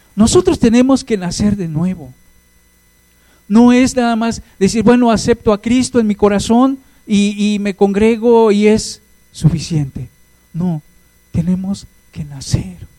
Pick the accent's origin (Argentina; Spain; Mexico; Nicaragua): Mexico; Hidalgo; now in Mexico City, Mexico; soy de Hidalgo